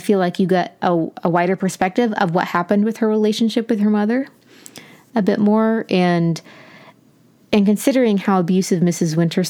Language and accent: English; Appalachia, United States; accent: Appalachian; moved away as an adult; But when I left, I was definitely pressured to lose my Appalachian accent as much as possible because of people saying similar things.